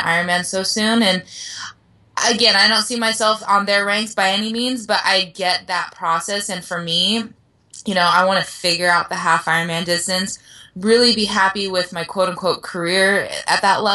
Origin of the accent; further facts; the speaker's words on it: Oceanside, California, United States; It's my hometown race